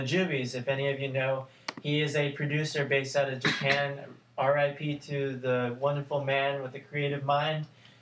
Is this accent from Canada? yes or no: yes; Canada; moved away